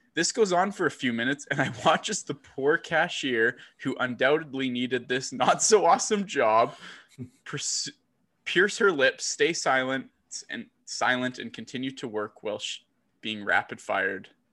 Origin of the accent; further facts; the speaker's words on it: Texas, United States; I am from Texas and I am Irish